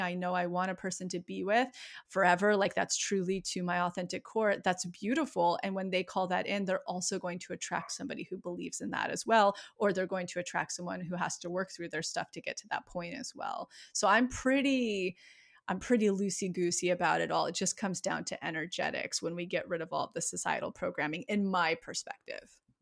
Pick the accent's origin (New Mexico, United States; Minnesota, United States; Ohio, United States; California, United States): California, United States; Yosemite; now in Los Angeles, United States; I grew up right outside of Yosemite